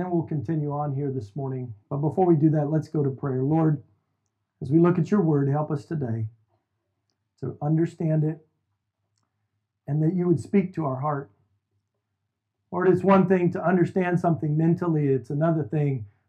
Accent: Houston, Texas, United States; we made the trip back here to my hometown, to Houston, to start this church almost 5 years ago

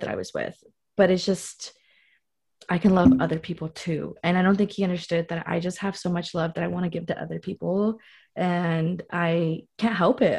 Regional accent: Long Beach, California, United States; now in San Francisco, United States; I come from SoCal, Long Beach

